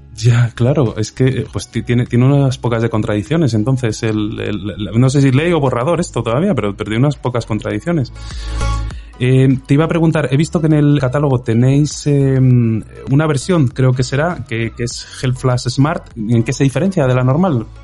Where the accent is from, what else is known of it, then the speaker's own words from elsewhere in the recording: Spain; como español